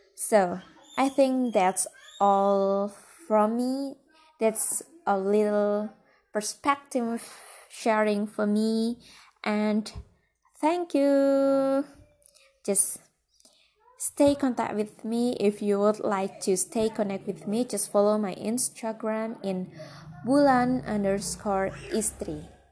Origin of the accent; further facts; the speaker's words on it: Central Java, Indonesia; I was born in a rural village. It's very peaceful, you know. You have to visit it when you come to central Java.